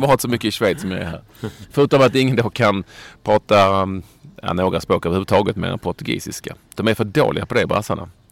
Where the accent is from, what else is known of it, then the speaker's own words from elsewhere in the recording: Sweden; vi har blivit hemma i Sverige